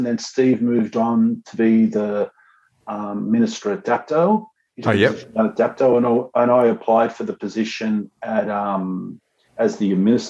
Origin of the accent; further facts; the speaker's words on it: Punchbowl, New South Wales, Australia; Punchbowl boy, man. Come on. Yeah, I'm fully – grew up in Punchbowl.